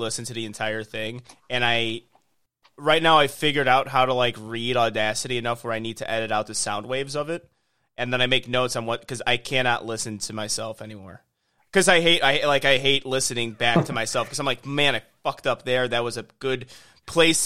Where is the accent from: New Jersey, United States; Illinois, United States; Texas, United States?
Illinois, United States; now in Houston, United States; I'm from Houston, or I live in Houston. I'm from Illinois